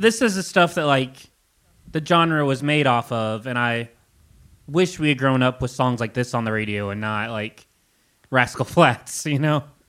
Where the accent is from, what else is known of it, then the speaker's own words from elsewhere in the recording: Kentucky, United States; growing up in Kentucky, I felt so disconnected from everything around me